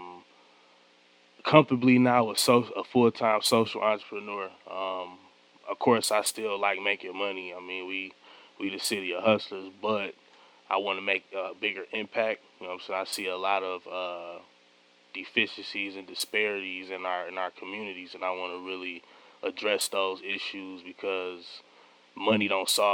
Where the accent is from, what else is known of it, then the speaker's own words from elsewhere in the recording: Detroit, Michigan, United States; I grew up on East Warren